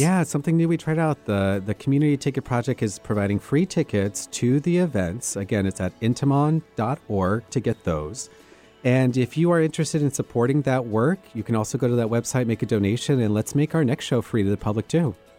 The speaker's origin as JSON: {"language": "English", "town": "Sierra Vista", "region": "Arizona", "country": "United States", "tie": "born or raised there", "also_born_or_lived": "New Mexico", "moved": "yes", "said": "I did my public schooling from elementary to high school in this town called Sierra Vista, Arizona"}